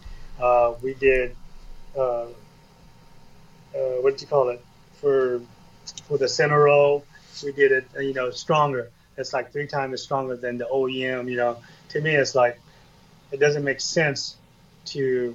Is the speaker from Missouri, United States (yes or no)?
no; Southern California, United States; moved away; that's my hometown